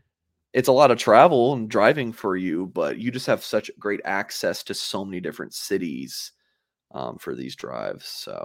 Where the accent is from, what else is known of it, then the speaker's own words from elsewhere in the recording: Atlanta, Georgia, United States; I grew up a Georgia Tech fan. When you grow up in Atlanta, everyone likes Georgia.